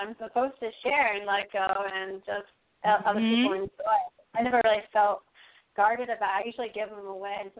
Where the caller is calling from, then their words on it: Massachusetts, United States; Hi, Charlotte. … from Massachusetts.